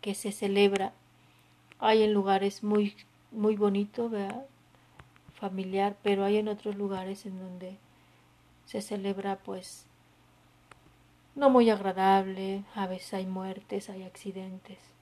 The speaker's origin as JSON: {"language": "Spanish", "country": "Mexico", "said": "los que somos mexicanos"}